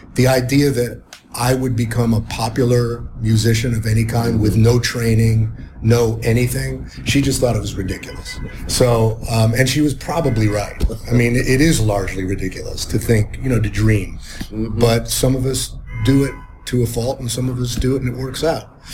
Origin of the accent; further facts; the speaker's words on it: Cleveland, Ohio, United States; I was growing up in Cleveland in the 60s and early 70s